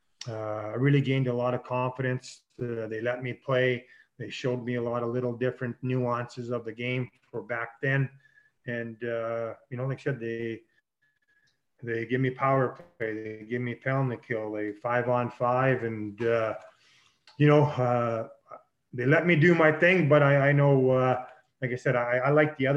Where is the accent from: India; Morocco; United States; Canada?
Canada; Saskatchewan; as a kid growing up in Saskatchewan